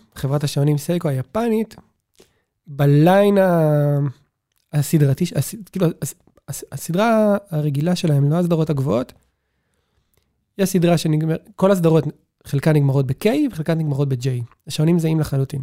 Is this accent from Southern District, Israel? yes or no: yes; Beersheba, Southern District, Israel; אני זוכר את עצמי כילד בבאר שבע